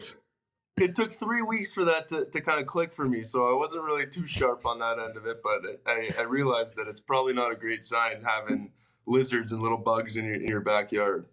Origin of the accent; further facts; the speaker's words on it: Toronto, Ontario, Canada; also born or lived in Los Angeles; now in Arizona, United States; growing up in Toronto